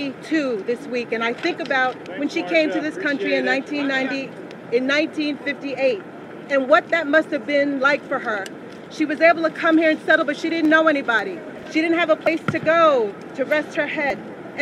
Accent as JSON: {"language": "English", "region": "New York", "country": "United States", "said": "I feel proud as a New Yorker"}